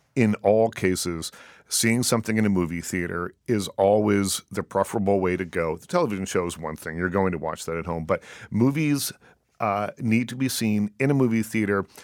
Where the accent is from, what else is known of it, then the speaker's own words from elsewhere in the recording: Canada; growing up in Canada